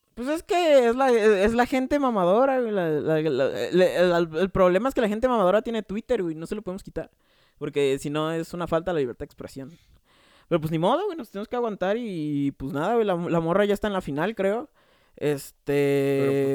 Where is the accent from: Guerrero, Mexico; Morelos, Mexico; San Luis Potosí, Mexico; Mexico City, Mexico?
Mexico City, Mexico; yo soy de Coyoacán